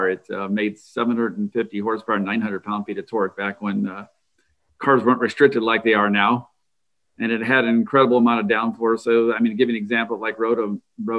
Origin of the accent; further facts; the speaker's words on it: St. Louis, Missouri, United States; I was born in St. Louis. My father was an aerospace engineer for McDonnell Douglas. So I grew up with the space race